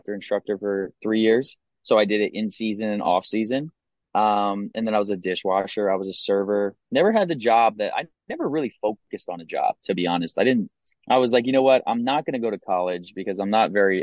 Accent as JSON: {"language": "English", "region": "Pennsylvania", "country": "United States", "tie": "born or raised there", "also_born_or_lived": "Salisbury, Maryland", "said": "I'm from a small town in Pennsylvania. It's called Salersburg. I grew up there most of my life. I was born in Salisbury, Maryland."}